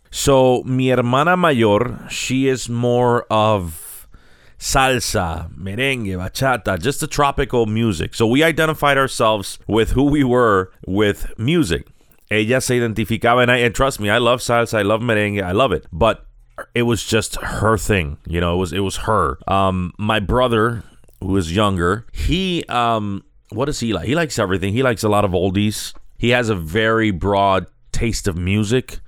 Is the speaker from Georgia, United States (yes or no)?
no; Chicago, Illinois, United States; also born or lived in San Sebastián, Puerto Rico; I was born in Chicago. I was born at Cook County Hospital, and I was raised on, uh, the Humboldt Park area.